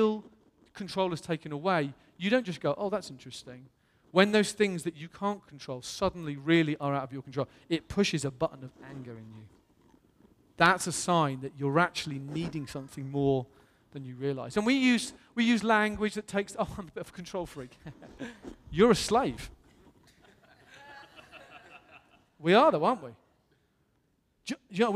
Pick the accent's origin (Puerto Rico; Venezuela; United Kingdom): United Kingdom; England; I'm blessed to come from England